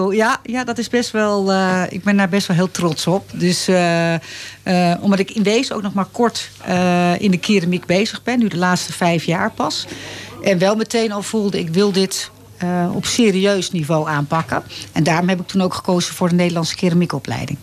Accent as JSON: {"language": "Dutch", "town": "Leiderdorp", "region": "South Holland", "country": "Netherlands", "tie": "born or raised there", "also_born_or_lived": "Amsterdam", "moved": "as an adult", "lives_now": "Laren, Netherlands", "said": "naar Leiden-dorp verhuisd. Dat is een dorpje in de buurt van Leiden. En eh, daar ben ik opgegroeid ook."}